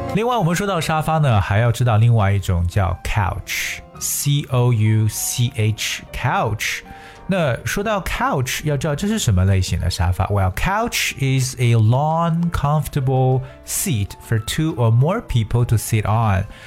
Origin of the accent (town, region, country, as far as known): China